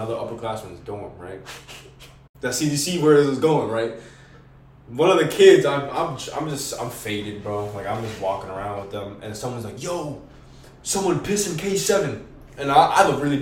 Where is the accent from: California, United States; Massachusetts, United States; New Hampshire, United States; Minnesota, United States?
New Hampshire, United States; Merrimack; I was raised in Merrimack, but my parents are both from New York